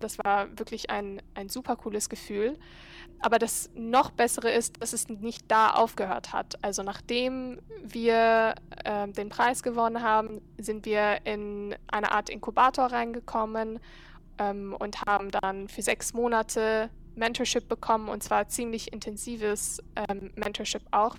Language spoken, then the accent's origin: German; Cairo, Egypt; German is a second language; moved away as an adult; now in Berlin, Germany; ich bin Ägypterin. Ähm, ich bin in Ägypten aufgewachsen, war auf einer deutschen Schule dort in Kairo